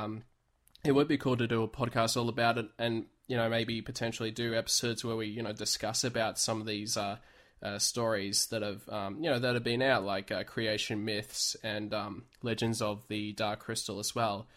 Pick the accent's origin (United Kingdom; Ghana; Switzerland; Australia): Australia; Melbourne, Victoria; I'm from Melbourne in Australia